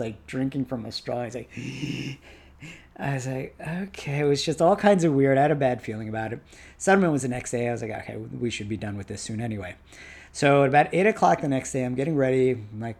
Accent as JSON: {"language": "English", "town": "Washington", "region": "District of Columbia", "country": "United States", "tie": "born or raised there", "said": "we were born and bred here"}